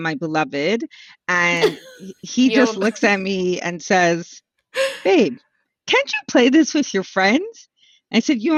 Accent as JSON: {"language": "English", "town": "Montreal", "region": "Quebec", "country": "Canada", "said": "we're from Montreal"}